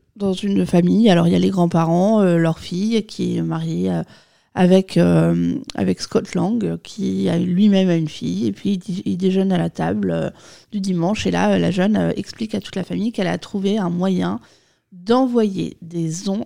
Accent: France; nous, en tant que Français

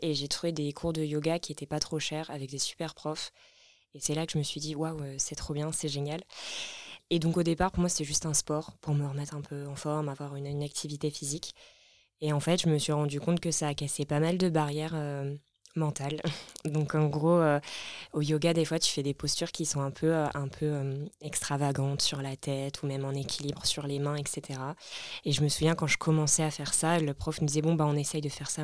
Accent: Lorraine, Grand Est, France; moved away as an adult; also born or lived in Nancy / Grenoble; now in Paris, France; je viens de Lorraine, dans l'est de la France.

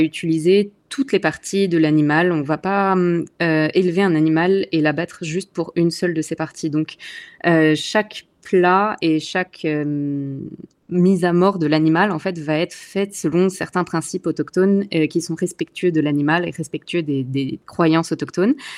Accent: Alsace, Grand Est, France; moved away as an adult; also born or lived in Paris / Montreal / Vancouver; now in Canada; je viens d'Alsace, dans l'est de la France, donc pas très loin de Strasbourg. J'y ai vécu euh, toute mon enfance

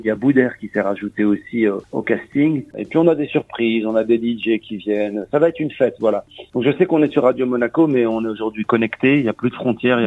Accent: Morocco; moved away; je suis marocain, né au Maroc

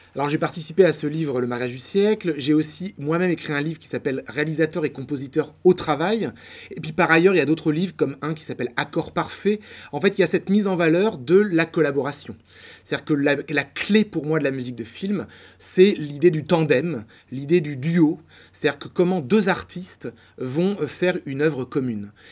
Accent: Poitiers, Nouvelle-Aquitaine, France; moved away as an adult; now in Paris, France; je viens de Poitiers et donc j'ai fait mes études à Poitiers

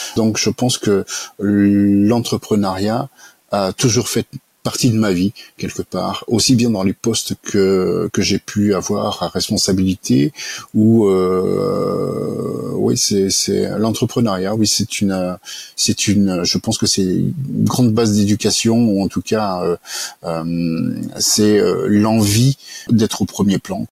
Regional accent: Annemasse, Auvergne-Rhône-Alpes, France; also born or lived in Montauban / Annecy / Toulouse; j'ai passé ma plus tendre enfance dans les Alpes, en Haute-Savoie, notamment sur Annemasse

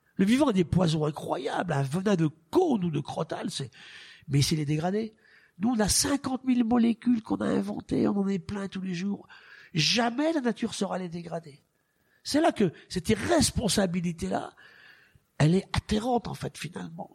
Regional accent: France; chez nous en France

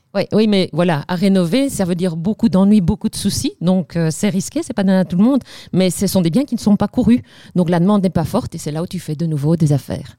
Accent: Liège, Wallonia, Belgium; accent: Liège; Je suis liégeoise d'origine, ça mhm. s'entend, je ne peux pas le cacher.

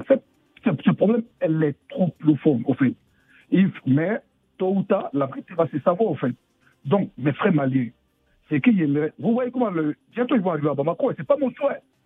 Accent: Séguéla, Côte d’Ivoire; Je suis de Makonoville et de Seguela, plus précisément Siana

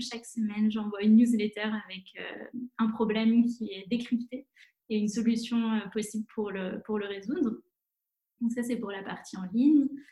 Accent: La Rochelle, Nouvelle-Aquitaine, France; moved away as an adult; also born or lived in Bordeaux / Paris / Madrid / Rome; La Rochelle. C'est là où j'ai grandi

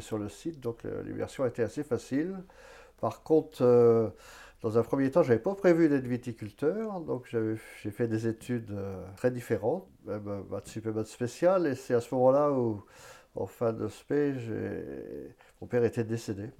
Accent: Vallet, Pays de la Loire, France; je suis né euh, à Valette, sur l'exploitation

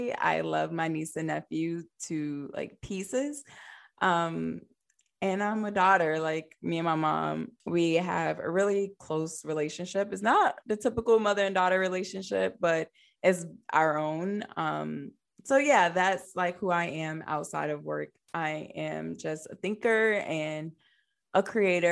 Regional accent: Newport News, Virginia, United States; moved away as an adult; also born or lived in Hampton, Virginia; now in Alexandria, United States; I grew up in downtown Newport News, Virginia

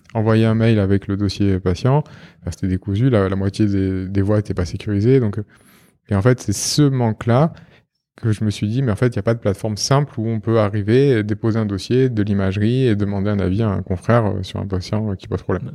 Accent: Marseille, Provence-Alpes-Côte d'Azur, France; je suis marseillais

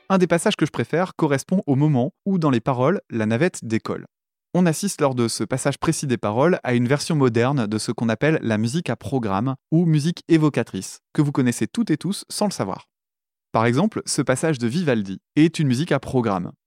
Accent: France; en tant que français

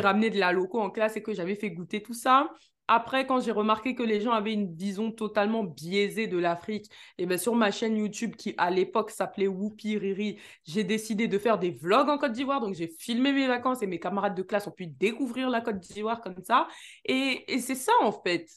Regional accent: Neuilly-sur-Seine, Île-de-France, France; je suis née à Neuilly-sur-Seine

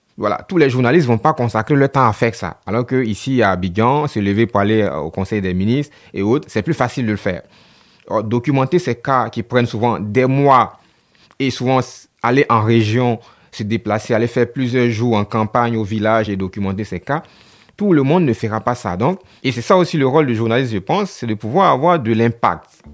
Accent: Côte d’Ivoire; Chez nous en Afrique et particulièrement en Côte d'Ivoire

